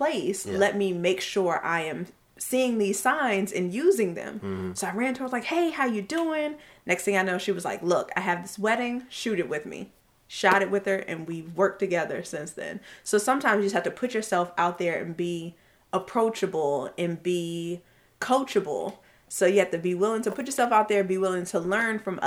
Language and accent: English; Maryland, United States